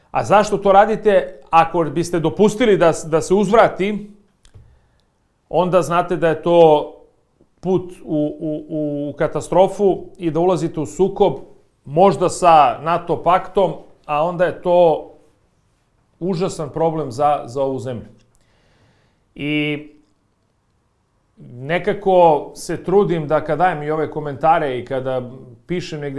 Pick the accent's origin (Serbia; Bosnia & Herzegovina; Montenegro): Serbia; ovde kod nas u Srbiji